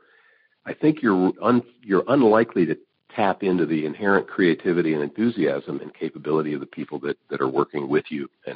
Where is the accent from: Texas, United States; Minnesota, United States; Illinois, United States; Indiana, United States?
Indiana, United States; Evansville; moved away; I grew up in Evansville, Indiana